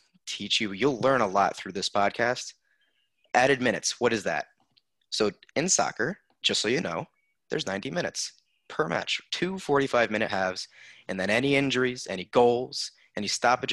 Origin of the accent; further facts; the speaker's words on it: United States; As an American